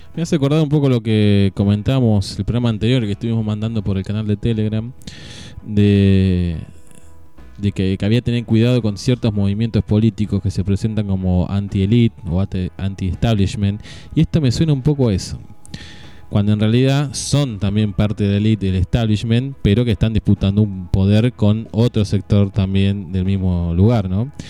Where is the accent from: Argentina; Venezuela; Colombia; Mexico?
Argentina; como los argentinos estamos siempre un paso más allá de todo